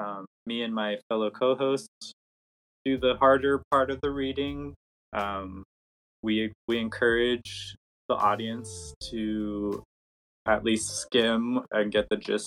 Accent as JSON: {"language": "English", "town": "Los Angeles", "region": "California", "country": "United States", "tie": "born or raised there", "also_born_or_lived": "Humboldt County, California", "moved": "as an adult", "said": "I grew up in Los Angeles area and moved up to Humboldt County to go"}